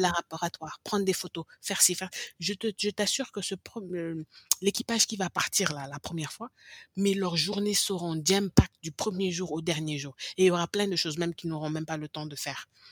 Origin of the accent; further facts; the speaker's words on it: Senegal; first language English; French is a second language; moved away as an adult; now in United States; le français, j'ai commencé à parler le français peut-être vers 5 ans, 4 ans, bien que j'ai grandi au Sénégal